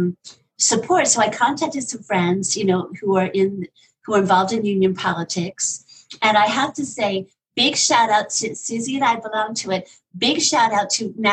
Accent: Washington, District of Columbia, United States; Washington, D.C., my hometown

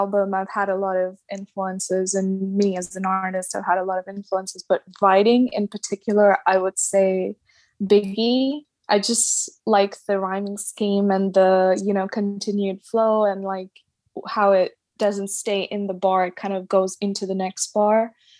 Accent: Dubai, United Arab Emirates; also born or lived in Mangalore, India; now in London, United Kingdom; Yeah, I'm from Mangalore, India. That's with an M. And I grew up in Dubai, and now I'm currently based in London.

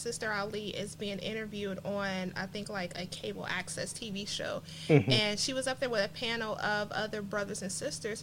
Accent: Cincinnati, Ohio, United States; now in Georgia, United States; As a black woman, a black person, you know, I came from Cincinnati, Ohio, where we had the race riots in 2001

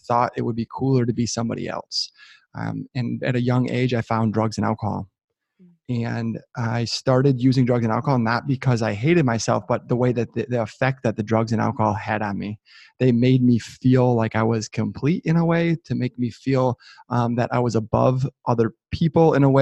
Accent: just north of Detroit, Southeast Michigan, United States; I'm born and raised in Southeast Michigan, just north of Detroit

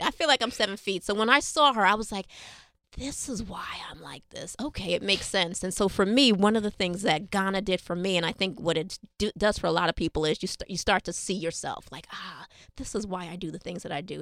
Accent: New York City, New York, United States; Being born and raised here in New York City

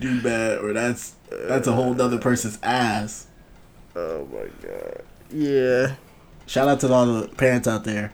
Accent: Buffalo, New York, United States; I'm from Buffalo

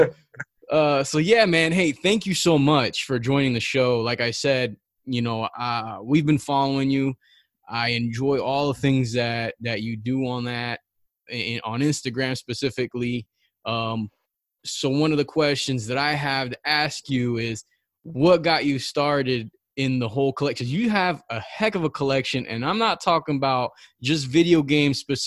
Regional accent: Orlando, Florida, United States; born or raised there

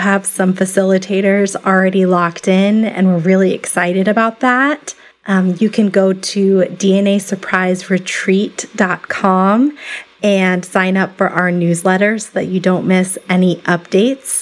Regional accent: Tucson, Arizona, United States; my hometown of Tucson, Arizona

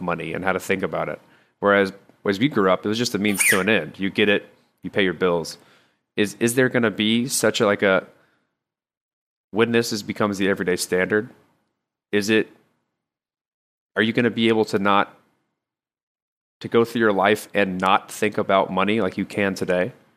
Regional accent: United States; as Americans

